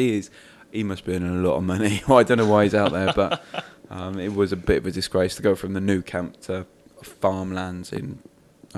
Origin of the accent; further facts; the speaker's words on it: Cardiff, Wales, United Kingdom; growing up in Cardiff